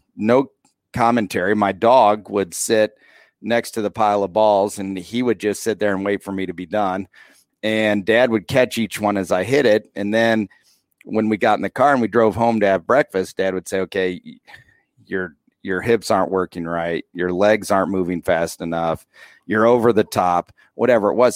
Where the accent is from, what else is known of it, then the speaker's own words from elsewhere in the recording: Rochester, Indiana, United States; moved away as an adult; now in Peru, United States; I grew up in the small town